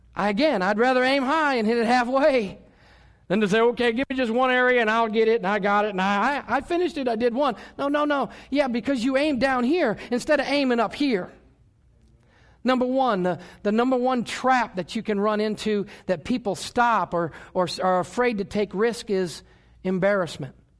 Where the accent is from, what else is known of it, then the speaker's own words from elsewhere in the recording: United States; I was born in America